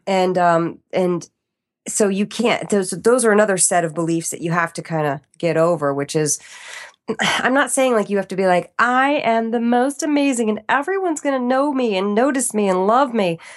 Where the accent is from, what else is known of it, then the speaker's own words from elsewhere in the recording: East Coast, United States; moved away; growing up in the East Coast